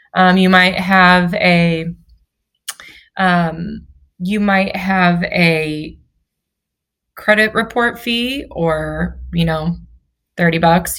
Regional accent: St. Louis, Missouri, United States; moved away as an adult; now in Florida, United States; I'm from St. Louis. My husband's from Kansas City. And we moved down here a couple years ago.

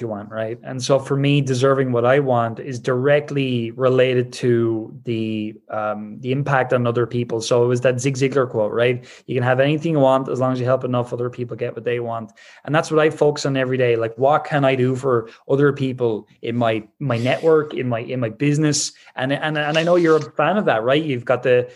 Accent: Ireland; I'm Irish

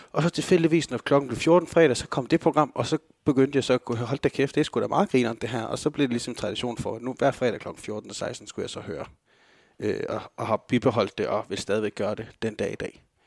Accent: Denmark

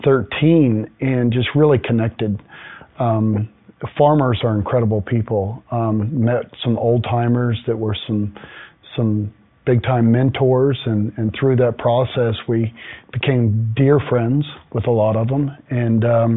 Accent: Texas, United States; moved away as an adult; also born or lived in Houston, Texas; now in Woodland, United States; I grew up in Texas

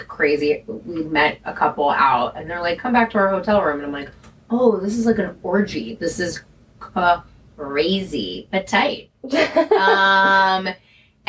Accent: San Francisco, California, United States; I'm from San Francisco

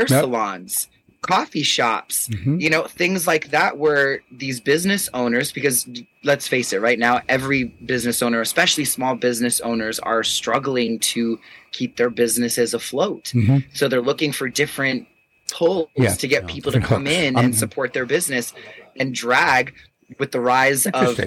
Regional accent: New York, United States; I'm a New Yorker

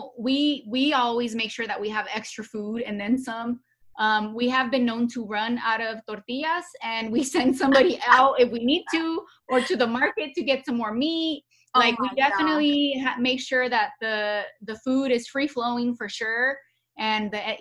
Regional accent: Los Angeles, California, United States; moved away as an adult; now in Georgia, United States; we grew up in Los Angeles where everybody's Hispanic.

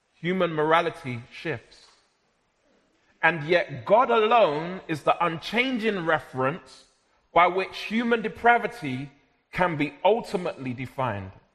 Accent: London, United Kingdom; I was born and raised in South London, but of Jamaican heritage.

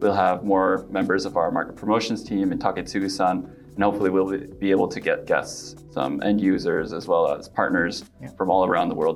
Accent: Pacific Northwest, United States; moved away as an adult; now in Japan; I'm originally from the Pacific Northwest of the US and have been working in Japan now for over 7 years.

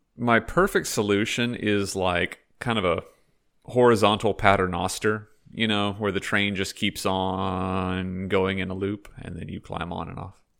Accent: Fort Worth, Texas, United States; now in Vancouver, Canada; I'm originally from Fort Worth, Texas

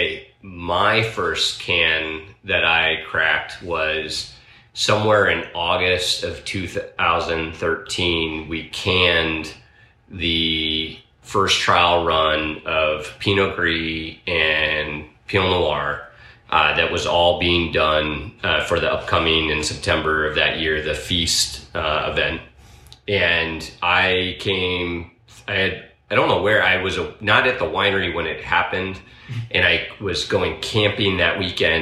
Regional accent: New York, United States; moved away as an adult; now in Oregon, United States; I was a kid from New York at the time

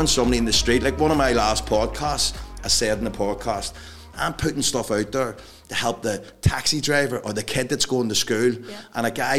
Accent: Northern Ireland, United Kingdom; growing up in Northern Ireland

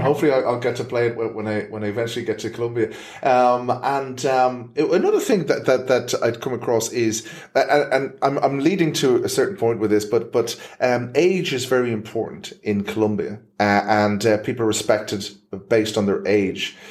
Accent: Ireland; as an Irishman

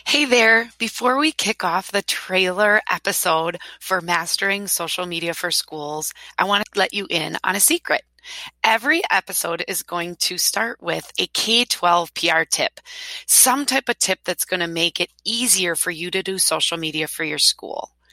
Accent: Wisconsin, United States; I'm from Wisconsin

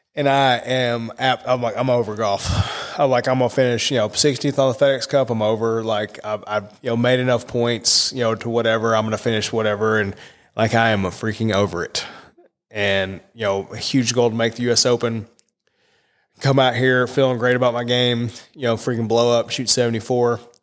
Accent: Massachusetts, United States; I was born in Massachusetts.

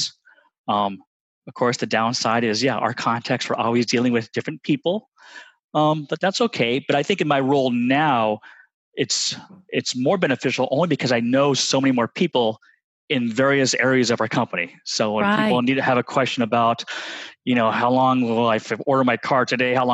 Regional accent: Redondo Beach, California, United States; moved away as an adult; now in Texas, United States; my father used to take me to the local pier in Redondo Beach, California

